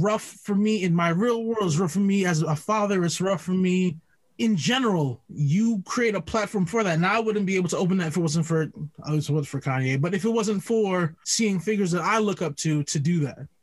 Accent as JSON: {"language": "English", "country": "Jamaica", "said": "I'm Jamaican."}